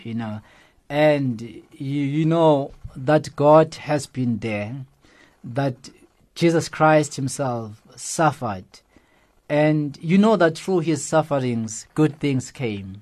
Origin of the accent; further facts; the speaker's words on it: Johannesburg, Gauteng, South Africa; especially where I grew up in Alex